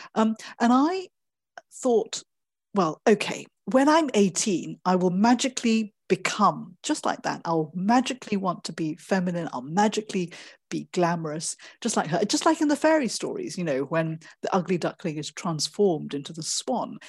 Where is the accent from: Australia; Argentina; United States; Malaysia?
Malaysia; I was born in Malaysia and grew up there